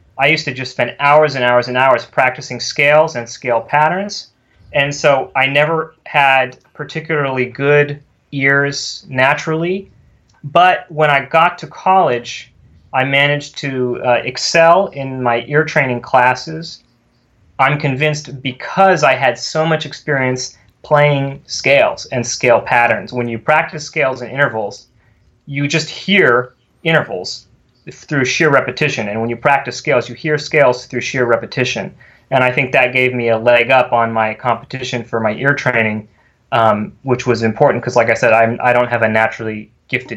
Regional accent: California, United States; moved away; I'm from California originally. I grew up there

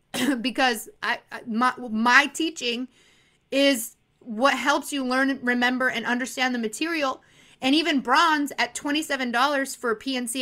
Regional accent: Arizona, United States; I'm from Arizona.

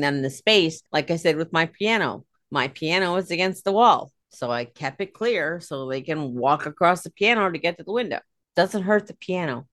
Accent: United States; also born or lived in New York / New Jersey; I am from Pennsylvania, New York, New Jersey. We say radiator

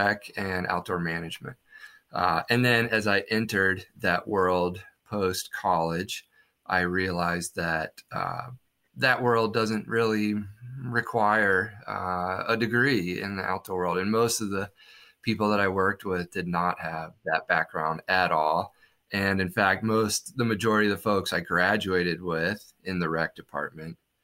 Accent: Southwest Virginia, United States; I grew up in Virginia, in Southwest Virginia

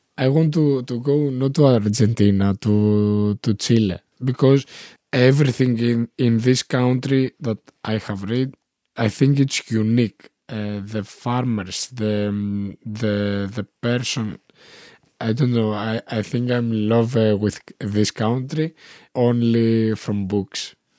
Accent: Konitsa, Epirus, Greece; English is a second language; moved away as an adult; also born or lived in Germany / Athens / Thessaloniki; now in Ioannina, Greece; I was, eh, growing up in, eh, Konitsa, eh, in a small village

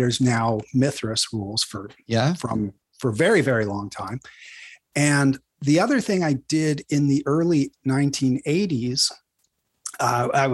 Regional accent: Northern California, United States; I grew up in Northern California, about 300 miles, 400 plus kilometers north of the Bay Area

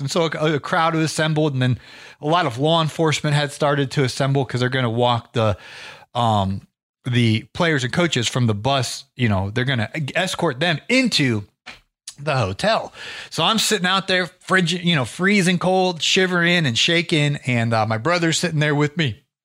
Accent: Ohio, United States; now in Atlanta, United States; I'm originally from Ohio. I got, uh, acclimated to the climate in Georgia

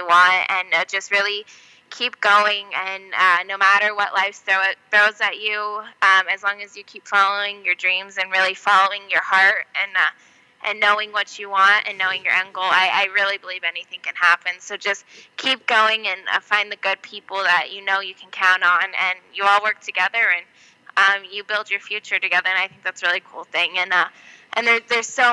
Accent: Las Vegas, Nevada, United States; I'm born and raised in Vegas, but most of my family's from New York.

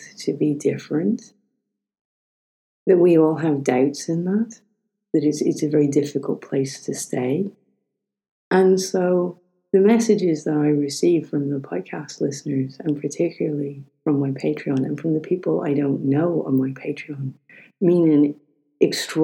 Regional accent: Ireland; We're both Irish

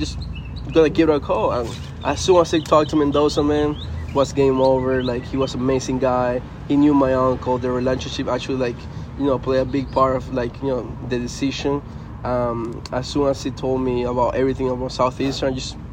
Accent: Venezuela; first language Spanish; English is a second language; moved away as an adult; also born or lived in New York, United States / Chicago area, United States; now in United States; Actually, I grew up in Venezuela. I was born here in the States. But when I was 3 years old, we moved back to Venezuela

